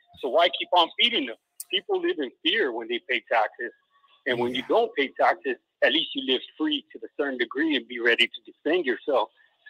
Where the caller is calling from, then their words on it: Northern Idaho, United States; I'm calling in from Northern Idaho.